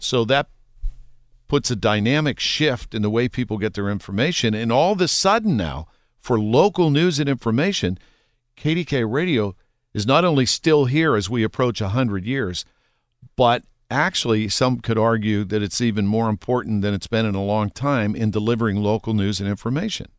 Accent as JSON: {"language": "English", "town": "Pittsburgh", "region": "Pennsylvania", "country": "United States", "tie": "born or raised there", "said": "growing up in Pittsburgh, my parents used to listen to Jack Bogut in the kitchen"}